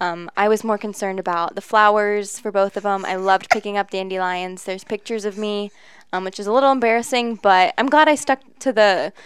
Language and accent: English; Lancaster, Ohio, United States; I grew up in Lancaster, went to Fairfield Christian Academy from when I was preschool till I graduated